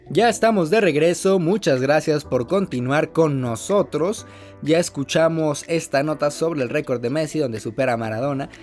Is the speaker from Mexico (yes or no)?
yes; Mexico; Como cualquier mexicano haría, ir a pues visitar a familiares